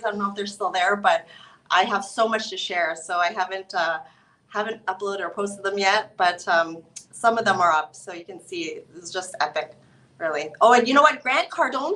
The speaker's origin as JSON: {"language": "English", "country": "Canada", "said": "I'm from Canada."}